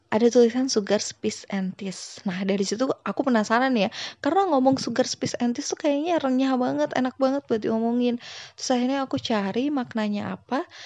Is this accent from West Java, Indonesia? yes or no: yes; Sunda, West Java, Indonesia; aku dari Sunda